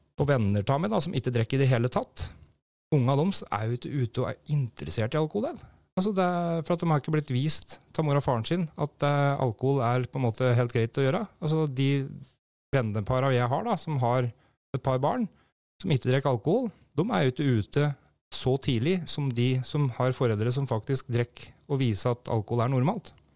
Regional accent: Brumunddal, Innlandet, Norway; når jeg vokste opp på da, i Brumunddal her

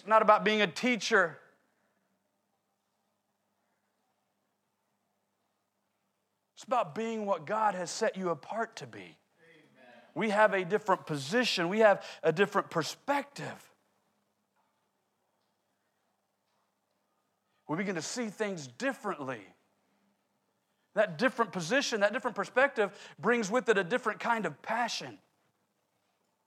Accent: Oklahoma City, Oklahoma, United States; I grew up in Oklahoma City. We don't have tall buildings in Oklahoma City

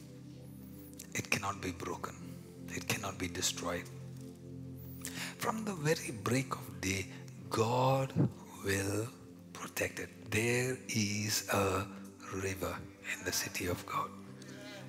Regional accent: India; accent: Indian; now in Montreal, Canada; my Indian accent

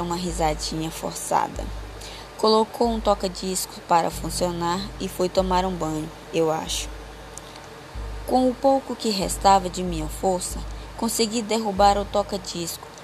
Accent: São Félix do Xingu, Pará, Brazil; sou de São Félix do Xingu, Pará.

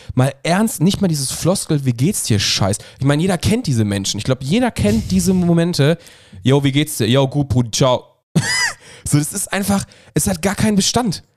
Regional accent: Ruhr area, North Rhine-Westphalia, Germany; wir kommen aus dem Pott

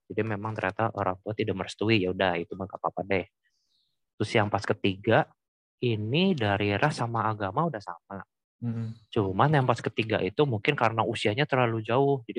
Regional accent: Cirebon, West Java, Indonesia; kalau di kampung halaman aku tuh di ini Cirebon ada ada satu stigma bahwa yang mengatakan kalau orang Cina di Cirebon pasti saling mengenal.

